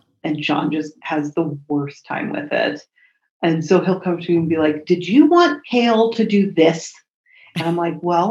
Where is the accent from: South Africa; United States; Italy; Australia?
United States; Colorado; I'm from Colorado